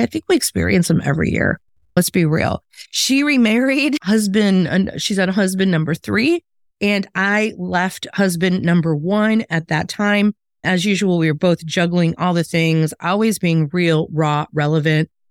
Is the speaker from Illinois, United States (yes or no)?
yes; Chicago, Illinois, United States; moved away as an adult; also born or lived in the South (US); my hometown of Chicago